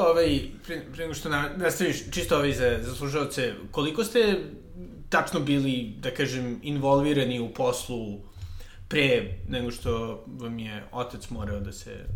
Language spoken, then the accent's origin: Croatian; Belgrade, Serbia